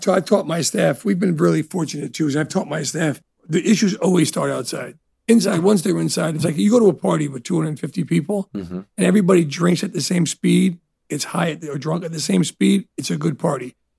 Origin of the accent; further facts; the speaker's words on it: Elizabeth, New Jersey, United States; also born or lived in Italy; Growing up in Elizabeth, New Jersey, which it's not the best neighborhood